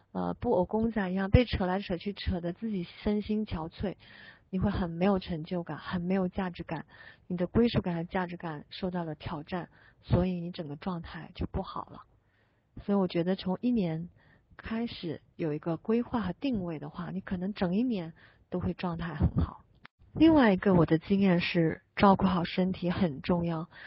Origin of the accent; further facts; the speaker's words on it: Guangdong, China; 我是广东人